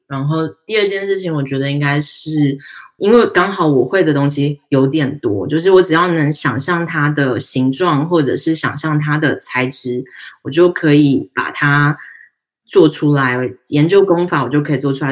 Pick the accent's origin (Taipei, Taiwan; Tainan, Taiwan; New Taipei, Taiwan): Tainan, Taiwan; 我们台南人